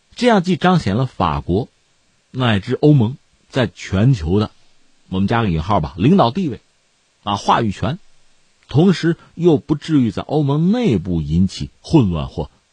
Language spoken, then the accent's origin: Chinese; China; 我们中国人